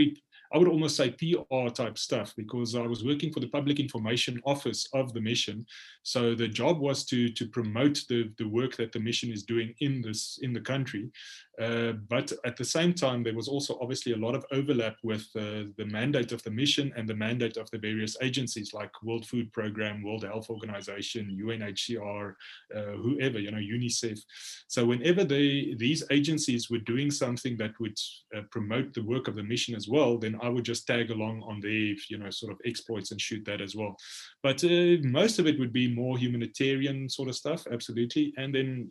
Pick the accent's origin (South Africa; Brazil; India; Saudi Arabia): South Africa; also born or lived in Khartoum, Sudan; my home country